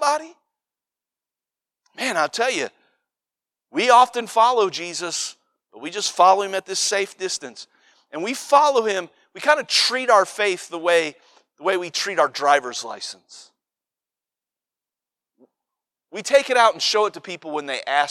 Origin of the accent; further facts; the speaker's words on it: Cincinnati, Ohio, United States; I'm from Cincinnati